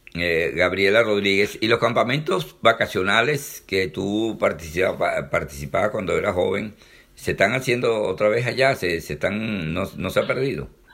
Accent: Venezuela; como buen venezolano

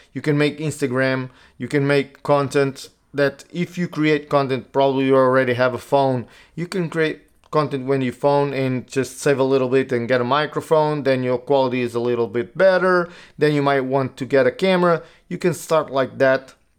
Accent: Portugal; also born or lived in United States; I live in Portugal. I, I grew up in Portugal.

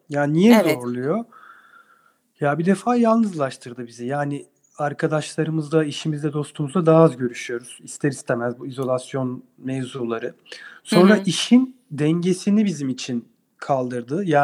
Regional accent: Adana, Turkey; Hayır, Ankara Tıp mezunu Adanalıyım ben.

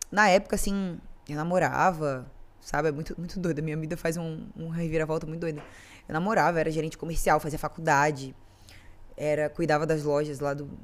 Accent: Florianópolis, Santa Catarina, Brazil; Mas sou, gente, sou de Floripa, nascida e criada em Floripa, neta de pescador.

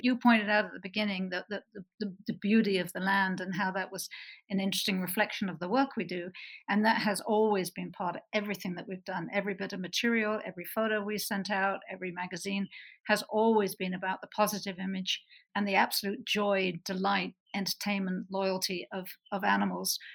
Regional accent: Bristol, South West England, United Kingdom; moved away as an adult; also born or lived in London / Canada; now in Utah, United States; I grew up in Bristol, worked for a number of years in London, and uh, moved to Canada and then America

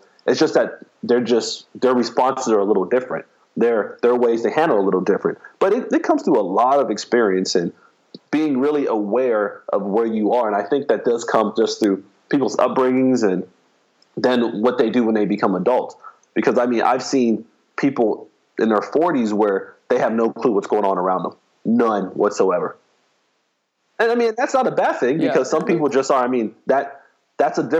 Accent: Miami, Florida, United States; I grew up in Miami, Florida, which is a big city, but it's a fast city

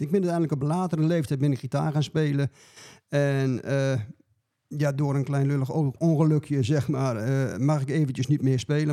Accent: Dronten, Flevoland, Netherlands; ik kom uit Dronten en ik ben een begeleider

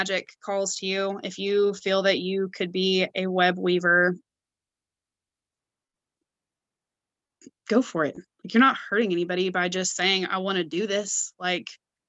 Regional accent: Clarksville, Tennessee, United States; I'm from Clarksville. I live here in Clarksville, Tennessee

